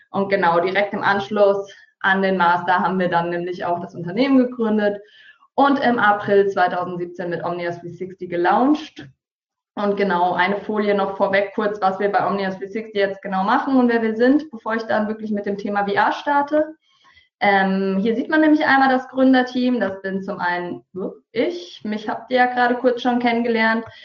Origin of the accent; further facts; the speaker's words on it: Hesse, Germany; now in Hamburg, Germany; Wie gesagt, ursprünglich komme ich aus dem Taunus, bin dann anschließend nach Hamburg gekommen, um hier eine Ausbildung zur Medienkauffrau zu machen.